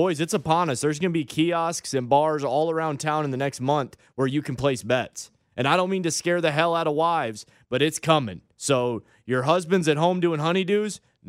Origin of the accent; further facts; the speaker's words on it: the North, United States; I'm from the North.